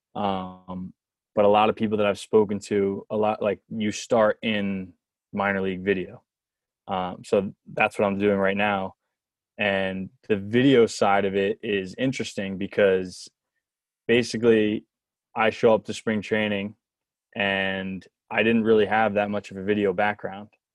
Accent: New Jersey, United States; I'm from New Jersey

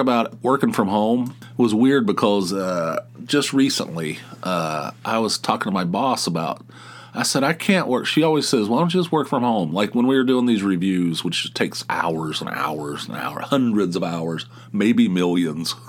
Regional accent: United States; I'm a male who grew up in the United States

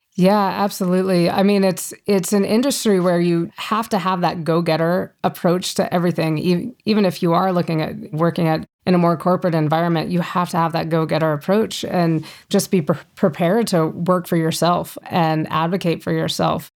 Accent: Fort Collins, Colorado, United States; also born or lived in Boulder, Colorado; I grew up here in Colorado, in Fort Collins, about an hour north of Denver.

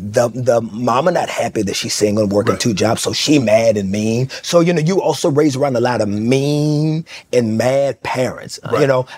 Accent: Fort Worth, Texas, United States; You know, there was a liquor store around the corner. You know, there were prostitutes at this pool shack right across the street that we went to go play pool in.

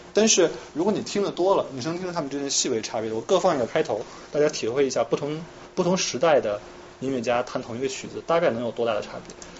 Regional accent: China; 我们中国人

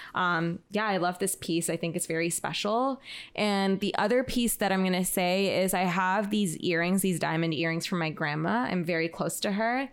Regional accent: Toronto, Ontario, Canada; moved away; I'm originally from Toronto

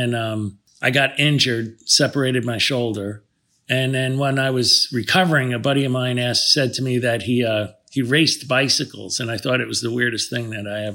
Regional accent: New Jersey, United States; also born or lived in Washington Heights, New York City; The upper part of Manhattan, yeah. And then I grew up in New Jersey after

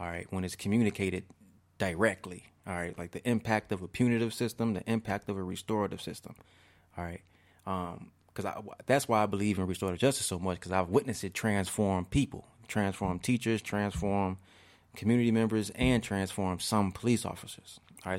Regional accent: Markham, Illinois, United States; also born or lived in Roseland, Chicago / Harvey, Illinois / Chicago; I grew up in Markham, Harvey area

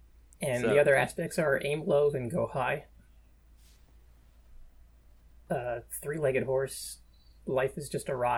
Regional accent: New York, United States; I'm from New York. It's all the same to me.

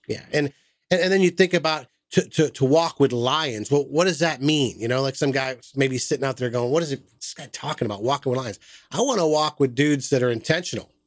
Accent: Massachusetts, United States; now in Southern United States; I'm from Massachusetts

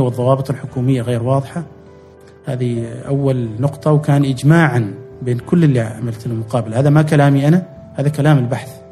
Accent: Oman; كعمانيين نحن اساسا تاريخيا تجار

